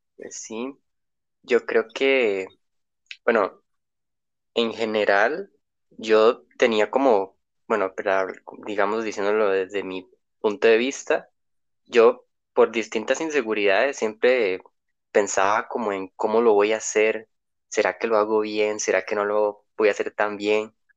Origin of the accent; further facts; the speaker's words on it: Costa Rica; soy de Costa Rica